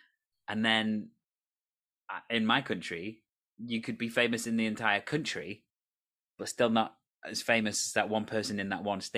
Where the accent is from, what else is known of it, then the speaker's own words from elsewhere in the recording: Wales, United Kingdom; I'm from the UK. The UK is teeny tiny. And then I'm from Wales, which is even teenier tinier, which is in the UK.